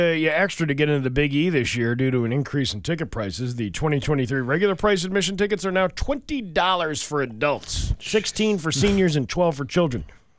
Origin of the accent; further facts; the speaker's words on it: New England, United States; I'm from New England.